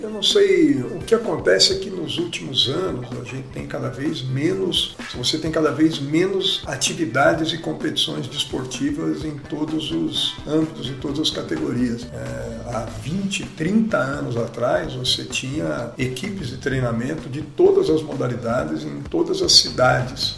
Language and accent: Portuguese; Araraquara, São Paulo, Brazil; moved away; also born or lived in Bauru; Nasci em Bauru, mas moro em Araraquara desde sempre. E depois fomos para São Paulo